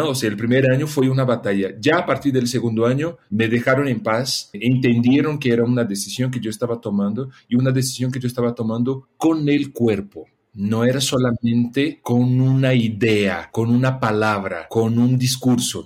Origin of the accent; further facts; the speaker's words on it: Brazil; now in Mexico; yo nací en Brasil